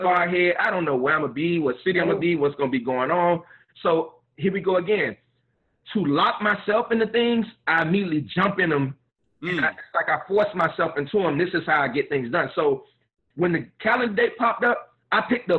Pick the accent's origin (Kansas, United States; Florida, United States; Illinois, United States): Florida, United States; Miami; I'm a Miami boy, born and raised in Miami. Mother and father both were from Georgia.